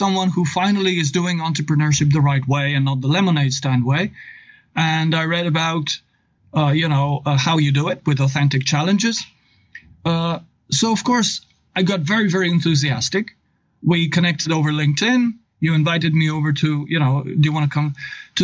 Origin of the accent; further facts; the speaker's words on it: Novo Mesto, Southeast Slovenia, Slovenia; English is a second language; I come from Slovenia. I've taught English for 21 years at the Novo Mesto Gymnasium. The Novo Mesto is my town